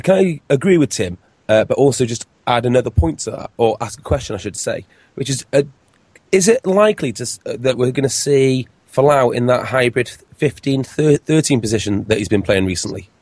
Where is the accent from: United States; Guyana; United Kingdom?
United Kingdom; Wales; as a Welshman